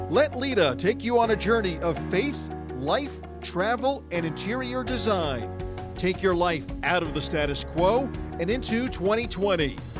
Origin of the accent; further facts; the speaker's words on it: Georgia, United States; accent: Southern; I'm from Georgia, but my family's okay. all from up north